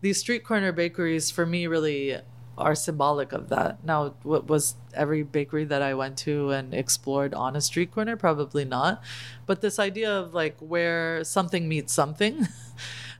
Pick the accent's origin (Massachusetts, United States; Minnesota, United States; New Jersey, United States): Massachusetts, United States; Boston; now in California, United States; I'm from Boston